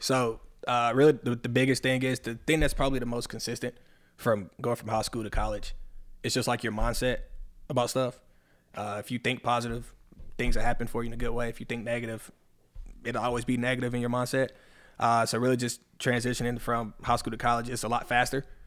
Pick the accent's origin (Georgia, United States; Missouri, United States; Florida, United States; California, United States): Georgia, United States; Locust Grove; accent: southern; also born or lived in Atlanta, Georgia / Tennessee; when I moved, I moved down to Locust Grove, about the age of seven, eight, seven, eight years old. Moved down to Locust Grove. Been here ever since.